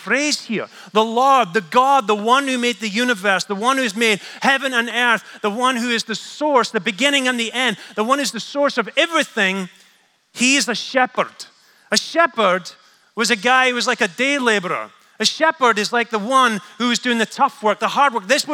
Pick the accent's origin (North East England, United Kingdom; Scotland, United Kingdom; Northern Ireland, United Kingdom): Scotland, United Kingdom; I'm Scottish